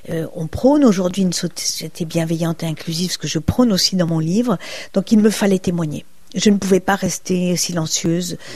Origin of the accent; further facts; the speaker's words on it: Brittany, France; Je suis bretonne, le beurre salé, c'est délicieux.